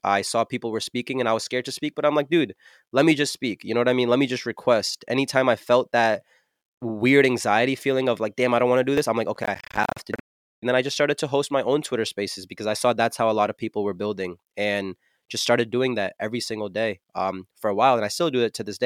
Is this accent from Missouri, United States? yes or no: no; New Jersey, United States; I'm from New Jersey, uh, Central Jersey to be specific, and there's not really much of a music scene here